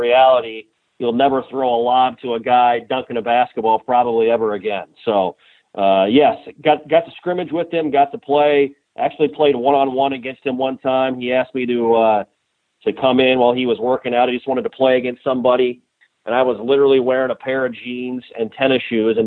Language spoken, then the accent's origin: English; Mitchell, South Dakota, United States; my hometown